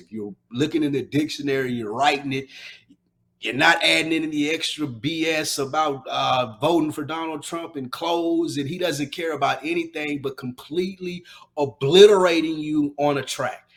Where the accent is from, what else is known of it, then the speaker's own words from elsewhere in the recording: the South, United States; I'm from down south